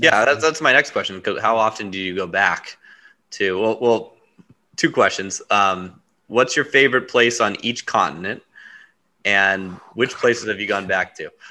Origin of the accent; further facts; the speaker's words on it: Huntington Beach, California, United States; I grew up in Huntington Beach, you know, Orange County